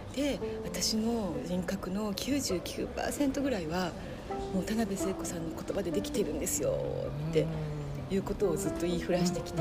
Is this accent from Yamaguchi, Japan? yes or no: no; Kyoto, Japan; moved away; 京都生まれ育ちなので関西なので